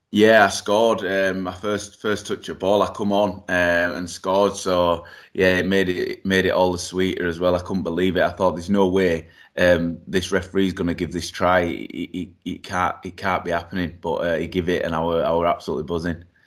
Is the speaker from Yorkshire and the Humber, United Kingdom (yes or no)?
yes; Yorkshire and the Humber, United Kingdom; also born or lived in Eswatini (Swaziland); I was born in Swaziland, uh, moved over here when I was three years old